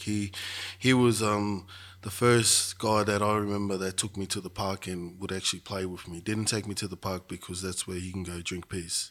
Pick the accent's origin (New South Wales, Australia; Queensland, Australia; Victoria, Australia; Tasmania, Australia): Victoria, Australia; Shepparton; also born or lived in Melbourne; I grew up in Shepparton